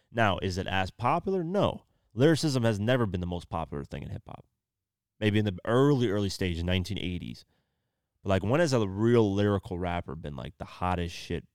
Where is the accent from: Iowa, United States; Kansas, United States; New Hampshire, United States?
Iowa, United States; moved away; I came from Iowa